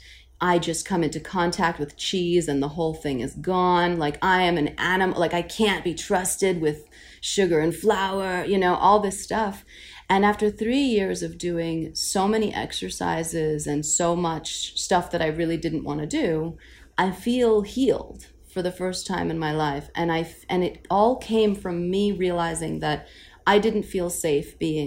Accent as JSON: {"language": "English", "town": "New York City", "region": "New York", "country": "United States", "tie": "born or raised there", "said": "I'm from Queens"}